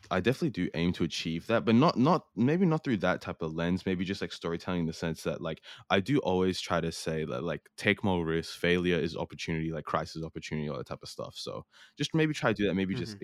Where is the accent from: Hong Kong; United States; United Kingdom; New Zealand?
New Zealand; also born or lived in Australia; cuz I grew up in New Zealand and Australia